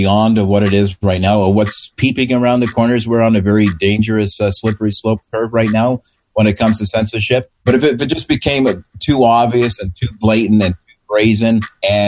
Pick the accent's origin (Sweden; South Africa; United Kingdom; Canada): Canada; now in Vancouver, Canada; my fellow Canadians.